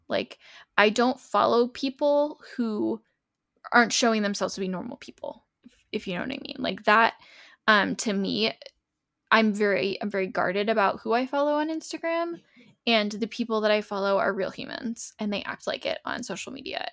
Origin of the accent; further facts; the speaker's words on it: New England, United States; moved away; I'm from New England